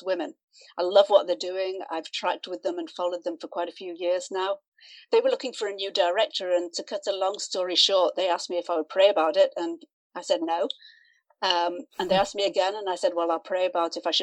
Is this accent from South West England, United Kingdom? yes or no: no; Manchester, North West England, United Kingdom; moved away; I was working as a fashion designer in Manchester in England, which is my hometown